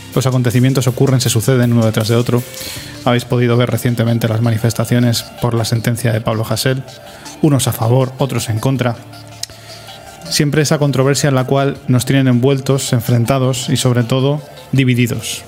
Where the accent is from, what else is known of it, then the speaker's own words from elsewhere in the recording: Spain; somos españoles